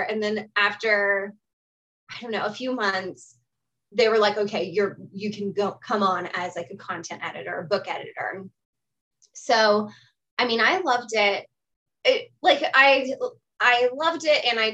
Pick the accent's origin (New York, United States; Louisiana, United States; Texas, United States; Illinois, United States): Texas, United States; Austin; also born or lived in Memphis, Tennessee; from Austin, Texas. This is where I was born and raised. I live here currently.